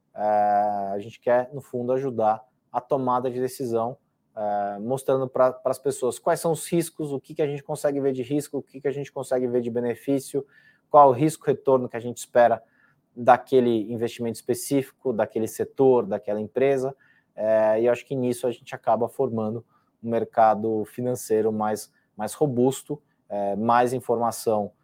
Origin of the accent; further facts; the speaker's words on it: São Paulo, Brazil; meu pai é espanhol e eu estudei num colégio espanhol aqui em São Paulo, então diria que é a minha segunda língua é espanhol, porque convivi com ela durante quase 15 anos